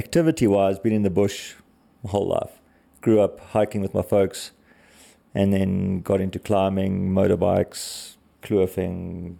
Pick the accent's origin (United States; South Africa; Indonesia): South Africa; Wilderness, Western Cape; now in Johannesburg, South Africa; Wilderness, yeah. Southern Cape, South Africa, yeah.